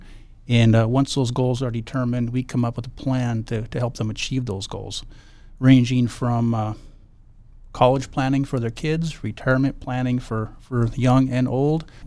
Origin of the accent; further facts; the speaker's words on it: Bismarck, North Dakota, United States; also born or lived in Dickinson, North Dakota / Grand Forks, North Dakota; I was born in Dickinson, North Dakota. We actually moved to Bismarck when I was young in first grade. So I grew up in Bismarck